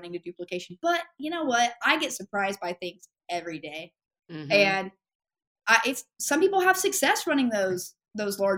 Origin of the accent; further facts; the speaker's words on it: Ada, Oklahoma, United States; now in Oklahoma City, United States; I was born in Ada, Oklahoma, which is southeastern Oklahoma